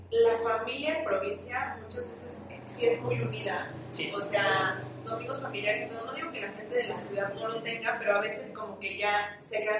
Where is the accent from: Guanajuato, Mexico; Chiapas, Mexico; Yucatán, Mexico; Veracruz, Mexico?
Chiapas, Mexico; Tuxtla Gutiérrez; moved away as an adult; also born or lived in Monterrey; now in Mexico City, Mexico; Yo soy de Tuxtla Gutiérrez, Chiapas.